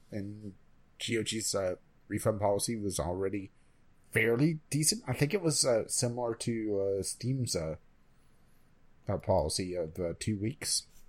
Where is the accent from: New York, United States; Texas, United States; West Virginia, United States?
West Virginia, United States; my home state